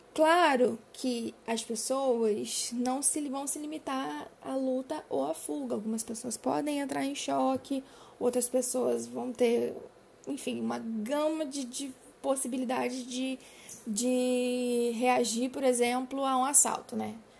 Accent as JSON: {"language": "Portuguese", "town": "Macaé", "region": "Rio de Janeiro", "country": "Brazil", "said": "eu sou do Rio de Janeiro, é, cidade de Macaé"}